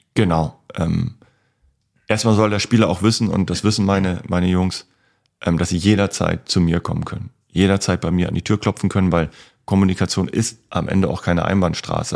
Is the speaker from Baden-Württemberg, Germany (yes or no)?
no; East Frisia, Lower Saxony, Germany; moved away; in meine Heimatstadt gefahren sind